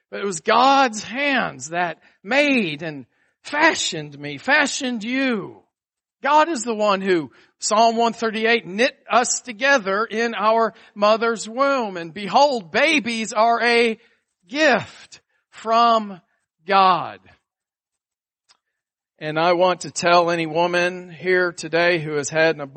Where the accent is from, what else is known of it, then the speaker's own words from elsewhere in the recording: Atlanta, Georgia, United States; also born or lived in Buffalo, New York; you're born in Buffalo, New York, and then you move to Atlanta, Georgia in the fourth grade.